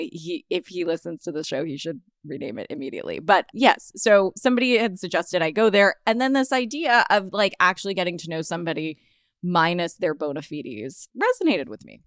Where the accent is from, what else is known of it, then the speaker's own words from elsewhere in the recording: Los Angeles, California, United States; I'm from Los Angeles